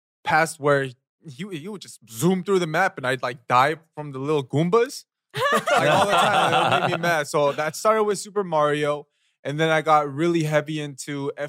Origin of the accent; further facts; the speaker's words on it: Los Angeles, California, United States; I was born and raised in Los Angeles